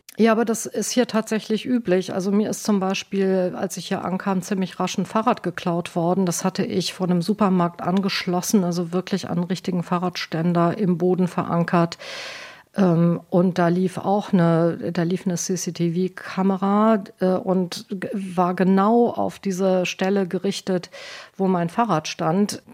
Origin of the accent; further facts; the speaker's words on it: Germany; now in United Kingdom; bei uns in Deutschland